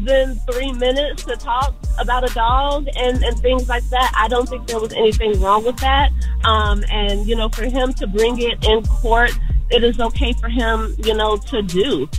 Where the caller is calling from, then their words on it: Atlanta, Georgia, United States; I'm calling from Atlanta. I'm a therapist in Atlanta.